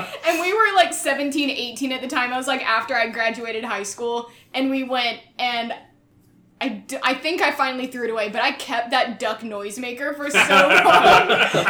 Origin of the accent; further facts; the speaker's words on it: North Carolina, United States; now in Chattanooga, United States; I'm originally from North Carolina.